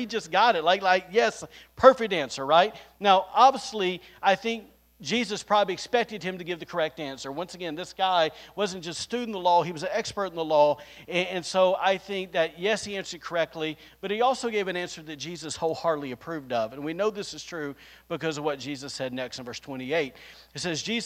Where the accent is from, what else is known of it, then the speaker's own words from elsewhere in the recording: the South, United States; now in Rockport, Maine, United States; I'm just from the South here